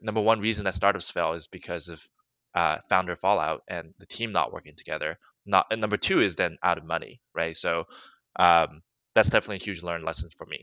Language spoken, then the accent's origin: English; Alabama, United States; moved away as an adult; now in Los Angeles, United States; I grew up in Alabama, went to school in Alabama